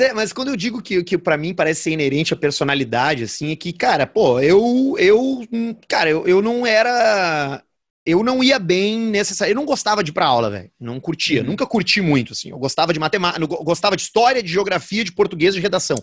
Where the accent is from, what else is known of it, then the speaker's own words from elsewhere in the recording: Rio Grande do Sul, Brazil; A gente nasceu no Brasil e a gente nasceu no Rio Grande do Sul.